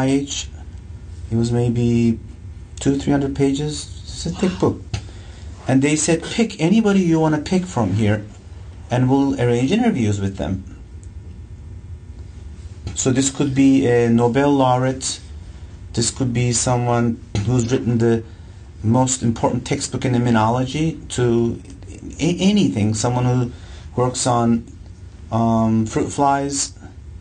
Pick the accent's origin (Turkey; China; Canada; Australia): Turkey; Ankara; moved away as an adult; So I grew up in Turkey, Ankara, Turkey. I lived pretty much all my life there.